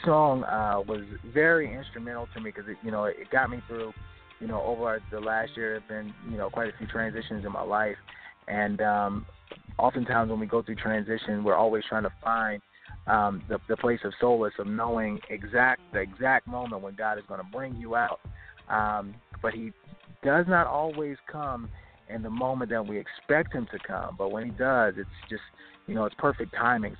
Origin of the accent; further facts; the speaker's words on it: Baltimore, Maryland, United States; now in Richmond, United States; Baltimore, definitely my hometown, born and raised